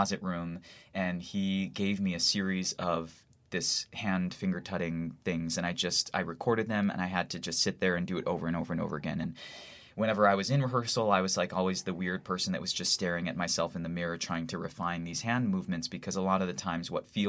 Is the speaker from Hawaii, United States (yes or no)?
yes; Hawaii, United States; born or raised there; now in New York, United States